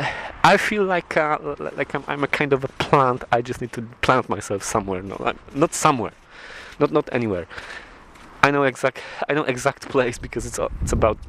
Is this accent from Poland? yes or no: yes; Poland; English is a second language; now in Aberdeen, United Kingdom; I'm from Poland